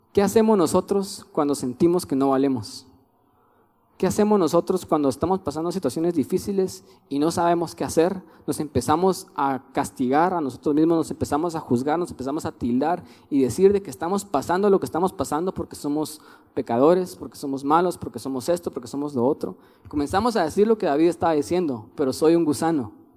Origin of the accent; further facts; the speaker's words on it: Guatemala; Somos guatemaltecos porque Dios quiso que fuéramos guatemaltecos